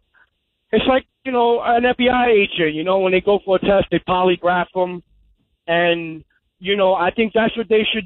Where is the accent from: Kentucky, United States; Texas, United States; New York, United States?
New York, United States; New York City; I grew up in Coney Island